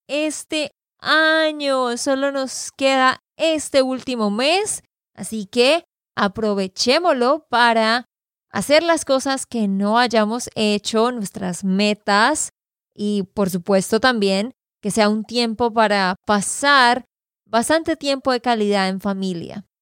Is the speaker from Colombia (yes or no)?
yes; Santander, Colombia; de Santander, Colombia